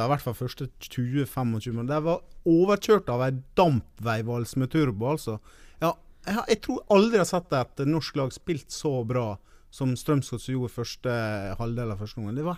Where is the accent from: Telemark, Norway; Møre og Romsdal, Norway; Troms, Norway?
Møre og Romsdal, Norway; Skarbøvik; det har ingenting med min dialekt å gjøre, for jeg er Skarbevik-gutt, ikke Ålesund-gutt.